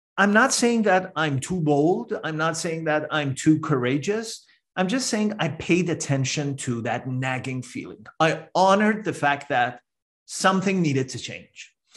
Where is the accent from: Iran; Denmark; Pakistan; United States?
Iran; moved away as an adult; now in Canada; I'm a first generation immigrant to Canada. I'm originally from Iran